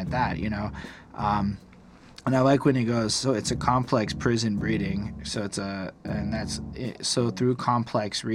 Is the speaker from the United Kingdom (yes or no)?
no; Canada; as a Canadian